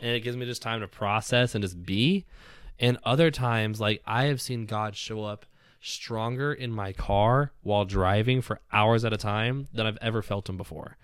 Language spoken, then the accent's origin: English; Southern California, United States; I grew up in Southern California.